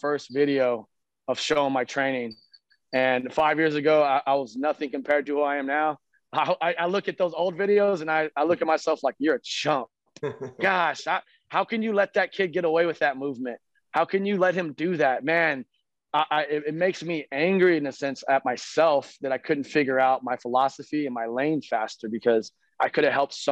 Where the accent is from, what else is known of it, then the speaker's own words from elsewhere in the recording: San Antonio, Texas, United States; I've lived in San Antonio, Texas my whole life